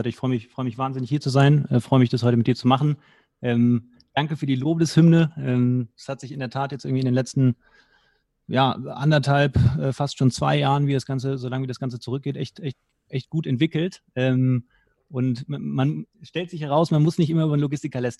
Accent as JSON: {"language": "German", "town": "Cologne", "region": "North Rhine-Westphalia", "country": "Germany", "tie": "born there", "said": "Ähm, ich selber bin gebürtiger Kölner."}